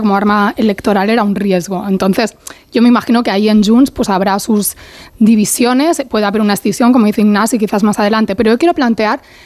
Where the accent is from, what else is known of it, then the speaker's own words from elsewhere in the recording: Catalonia, Spain; siendo catalana